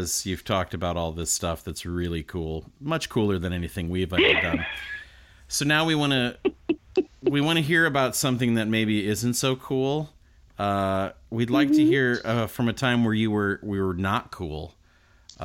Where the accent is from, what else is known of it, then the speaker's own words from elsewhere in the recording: Nebraska, United States; I was from Nebraska